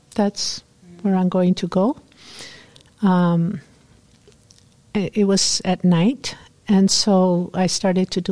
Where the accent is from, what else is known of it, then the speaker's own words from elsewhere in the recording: Peru; English is a second language; moved away as an adult; also born or lived in New York; now in United States; I'm from Peru